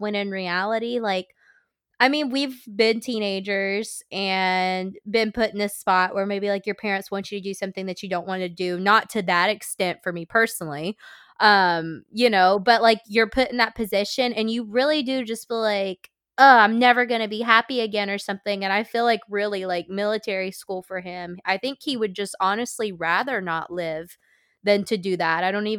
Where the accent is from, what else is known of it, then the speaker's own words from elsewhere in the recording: the South, United States; I'm from the South. We say theater.